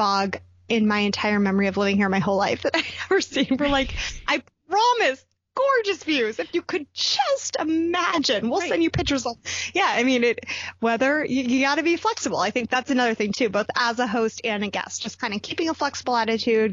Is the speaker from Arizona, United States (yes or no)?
yes; Phoenix, Arizona, United States; I live in my hometown. My parents are the ones who moved away